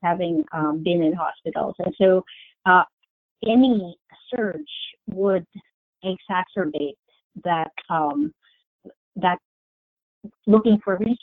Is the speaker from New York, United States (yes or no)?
yes; New York City, New York, United States; I'm a New Yorker